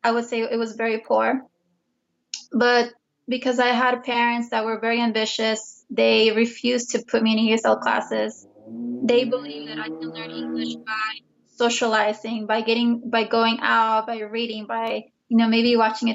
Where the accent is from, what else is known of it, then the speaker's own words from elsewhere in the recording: San Jose, California, United States; English is a second language; also born or lived in Guadalajara, Jalisco, Mexico; I would definitely say that I grew up in San Jose, and it is a strong Chicano community there.